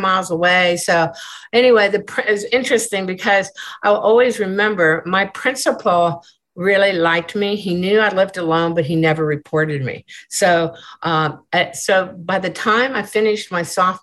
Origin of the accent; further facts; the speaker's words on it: Des Moines, Iowa, United States; now in Kempner, United States; I was born in Des Moines, Iowa